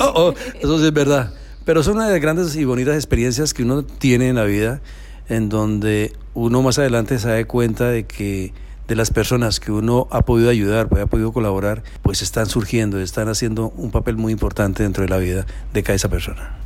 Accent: Colombia; moved away as an adult; now in Miami, United States; como buen colombiano

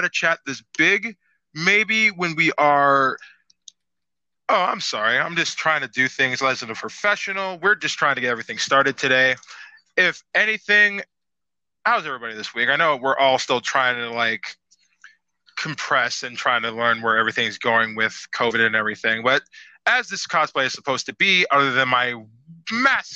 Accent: Midwest, United States; I am that guy from the Midwest.

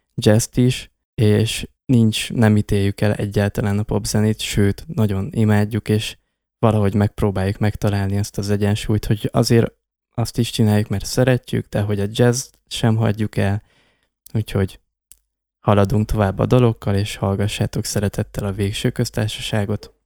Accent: Miercurea Ciuc, Harghita County, Romania; a város, a Csíkszereda vagy a térség, ahonnan származunk

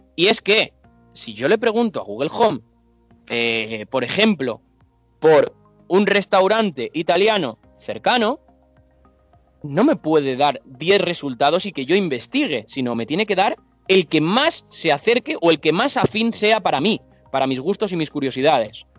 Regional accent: Alicante, Valencian Community, Spain; soy de Alicante

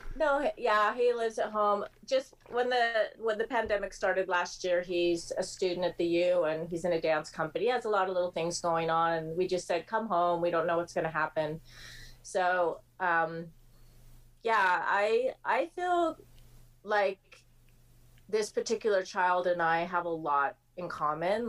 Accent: the Bay Area, California, United States; I grew up in the Bay Area

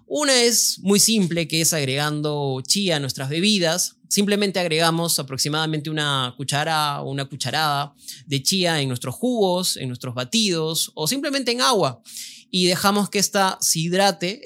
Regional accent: Peru

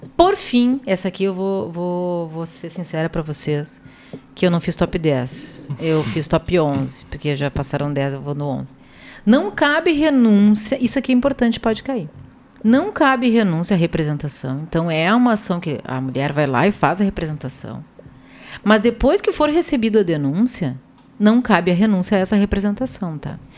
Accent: Porto Alegre, Rio Grande do Sul, Brazil; Eu vim é, aqui de uma vila de Porto Alegre, bem conhecida, talvez os senhores, que é a Vila Bom Jesus, né, o bairro Bom é, Jesus

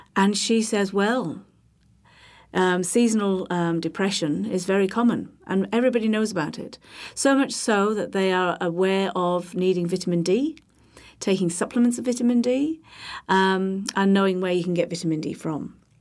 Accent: Holyhead, Wales, United Kingdom; I am from the U K. I'm from Wales. I'm from a, a small island off the mainland, which is, uh, in North Wales, Bangor, Anglesey

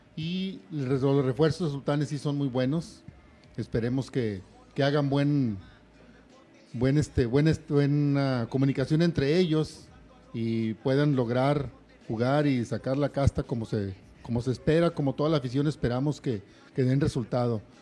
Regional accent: Torreón, Coahuila, Mexico; now in Monterrey, Mexico; yo soy de Torreón, Coahuila, aficionado primero a Unión Laguna, hace como 22 años me vine aquí a Monterrey

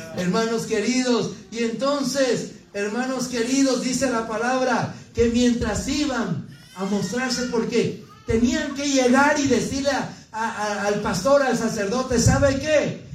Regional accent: Mexico City, Mexico; now in Brigham City, United States; de allá de, de la Ciudad de México, donde yo nací

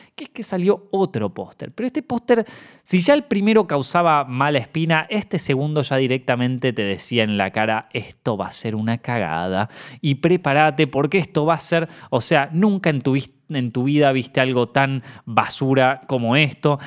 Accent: Argentina; also born or lived in Buenos Aires; como argentino

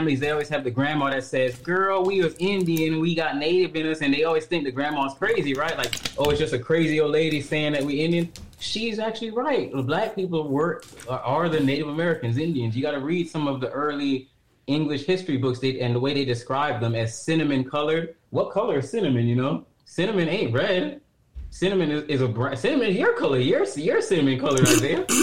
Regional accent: Jamaica; I'm from Jamaica. I'm a Jamaican citizen.

